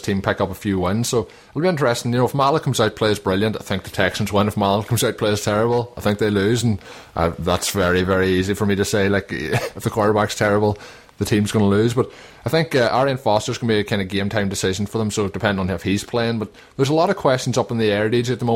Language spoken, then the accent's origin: English; Donegal, Ulster, Ireland; we are both from Donegal